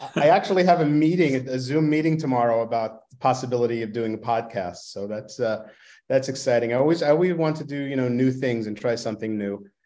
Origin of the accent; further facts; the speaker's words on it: New York City, New York, United States; accent: Brooklynese; I grew up in Brooklyn